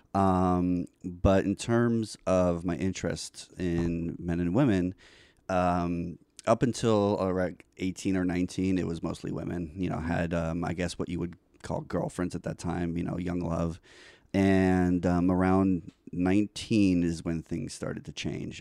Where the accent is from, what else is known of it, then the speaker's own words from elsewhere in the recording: New York City, New York, United States; moved away; also born or lived in Florida; I grew up in New York